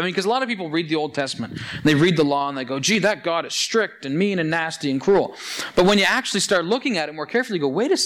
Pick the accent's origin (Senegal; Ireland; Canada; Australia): Canada; Annapolis Valley, Nova Scotia; I grew up in the Annapolis Valley, and of course, being a good valley boy, I worked picking apples for 10 years